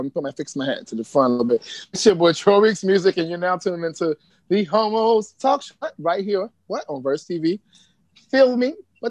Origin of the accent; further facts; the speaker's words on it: New York City, New York, United States; also born or lived in Bronx, New York; I'm from Harlem, New York. I moved to the Bronx recently, but I'm in Atlanta right now.